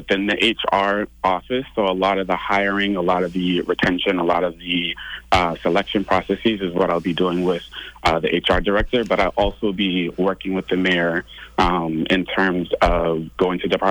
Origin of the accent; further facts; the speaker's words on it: Stoughton, Massachusetts, United States; I am originally from Stoughton, Massachusetts